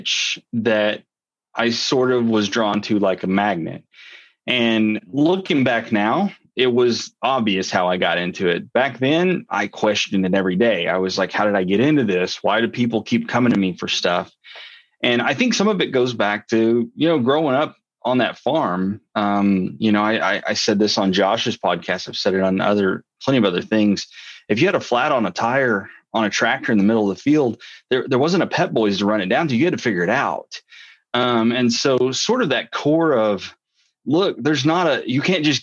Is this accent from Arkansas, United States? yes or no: yes; North Central Arkansas, United States; I was living on a farm in North Central Arkansas, just a regular farm Joe from Arkansas. Grew up, around cattle and, Friday night football.